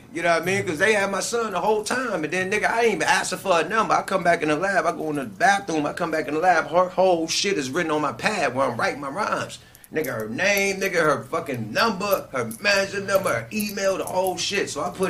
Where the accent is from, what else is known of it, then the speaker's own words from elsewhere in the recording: Oakland, California, United States; I'm from Oakland